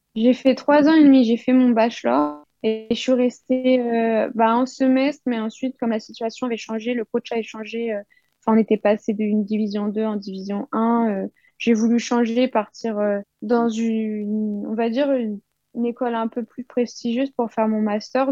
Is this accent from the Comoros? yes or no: no; Île-de-France, France; moved away as an adult; also born or lived in United States; j'ai grandi en France, bah, en île de france